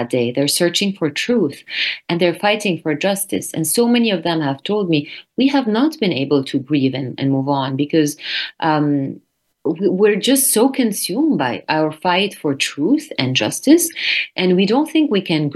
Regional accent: North Lebanon, Lebanon; my hometown in the north of Lebanon

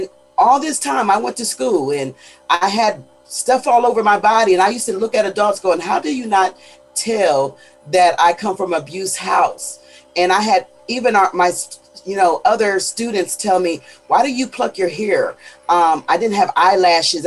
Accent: Pennsylvania, United States; now in Houston, United States; I am in Houston, Texas, but I am from Pennsylvania

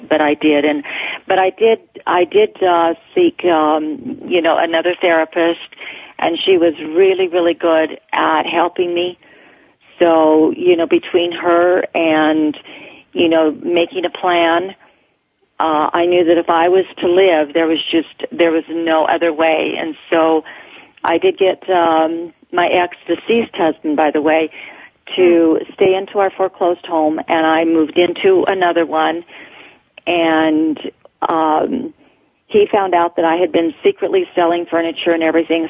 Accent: Mormon colonies in Mexico, Chihuahua, Mexico; moved away; I grew up in the Mormon colonies in Mexico

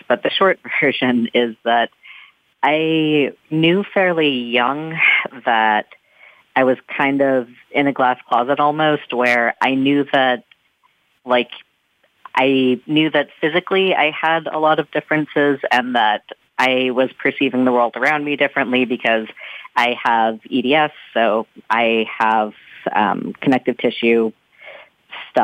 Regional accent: North Texas, United States; moved away as an adult; now in Washington, D.C., United States; I'm originally from North Texas

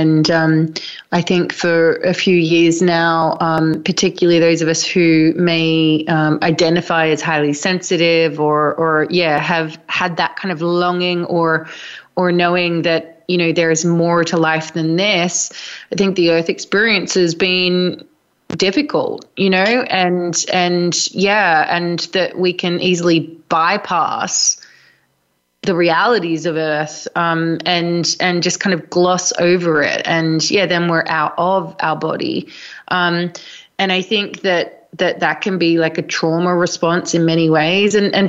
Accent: Australia; also born or lived in London; now in Glastonbury, United Kingdom; so you can probably tell from my accent, I'm originally from Australia. I moved to London about 15 years ago, and now I live in Glastonbury in the southwest of England.

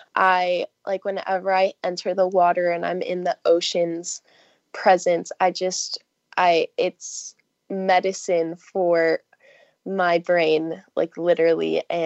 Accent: California, United States; I grew up in Southern California, so I'm a swimmer, and I love, love, love the beach and the ocean

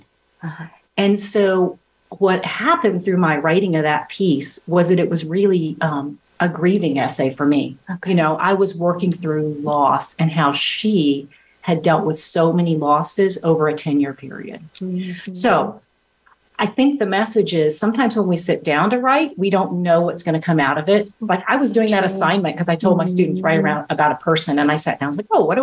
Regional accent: Arkansas, United States; I'm from Arkansas, so they say aunt, not aunt

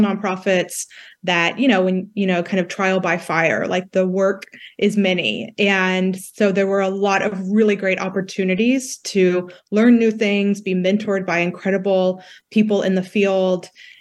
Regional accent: West Texas, United States; moved away as an adult; now in Washington, DC, United States; I grew up in West Texas.

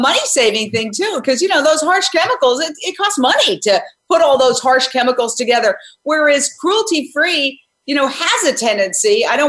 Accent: Delaware, United States; I told her I was from the East Coast, Delaware, and California starts all things good for animals

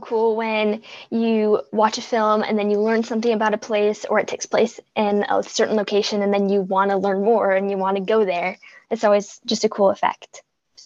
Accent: Boston, Massachusetts, United States; Let's take a break. … from Boston, and you are listening to Kids First Coming Attractions.

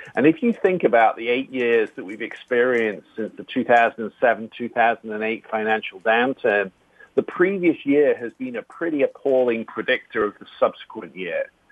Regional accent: England, United Kingdom; now in Ohio, United States; being an Englishman, we grew up with no cuisine

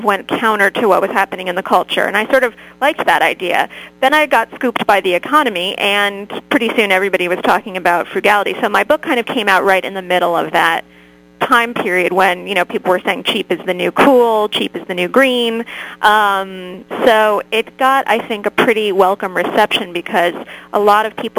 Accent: Connecticut, United States; I grew up in Connecticut

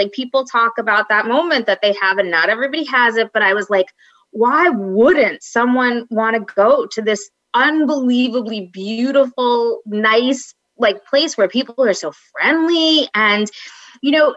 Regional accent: Long Island, New York, United States; accent: Long Island; I grew up on Long Island, and on Long Island, what we did was we applied to large universities

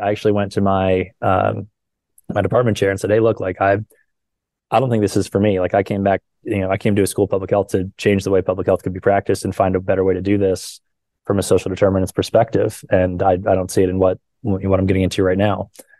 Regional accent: Tampa, Florida, United States; born there; also born or lived in Hawaii / St. Louis / Erie, Pennsylvania; So I was born in Tampa, Florida. From there, moved to Hawaii, then St. Louis, then Erie, Pennsylvania, and we share that in common.

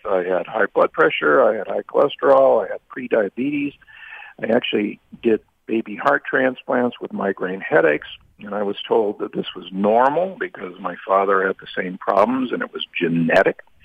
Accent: United States; I grew up in the Midwest and the South

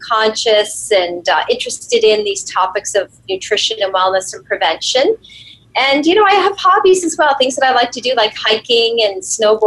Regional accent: Canada; I'm Canadian

